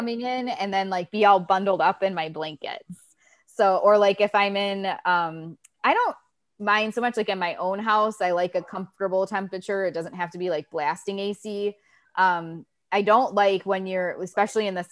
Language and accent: English; Ohio, United States; also born or lived in Panama City, Florida; now in St. Petersburg, United States; I grew up in Ohio.